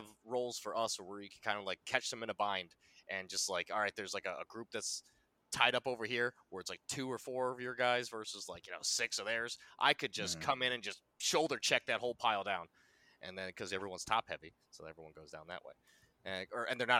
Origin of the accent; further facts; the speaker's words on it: Connecticut, United States; I'm from Connecticut